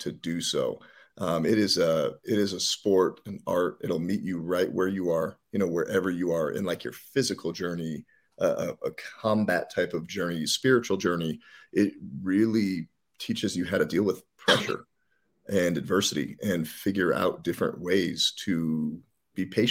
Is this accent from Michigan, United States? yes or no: no; New Jersey, United States; moved away; also born or lived in Colorado; We moved from Jersey to Colorado